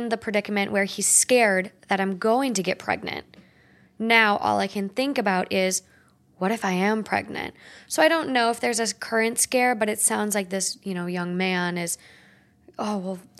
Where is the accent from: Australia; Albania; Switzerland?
Australia; I am born and raised in Australia.